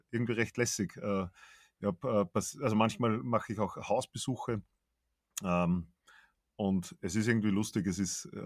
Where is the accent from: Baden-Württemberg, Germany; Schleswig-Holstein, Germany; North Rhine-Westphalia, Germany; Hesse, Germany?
Baden-Württemberg, Germany; Das kann ja. ich vom Baden, wo ich herkomme, nicht sagen.